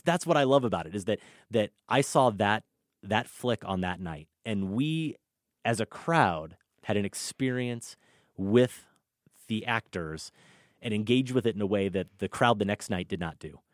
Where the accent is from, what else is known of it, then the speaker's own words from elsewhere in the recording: Iowa, United States; growing up in Iowa in the eighties and nineties